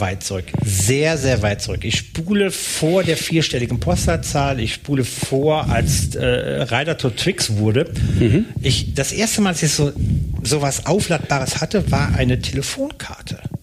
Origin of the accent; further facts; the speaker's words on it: North Rhine-Westphalia, Germany; moved away; ich komme ja aus Nordrhein-Westfalen